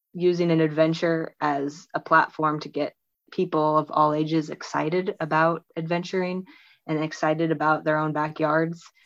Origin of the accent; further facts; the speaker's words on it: on the Missouri River, United States; I grew up on the Missouri River um, near Can- near Kansas City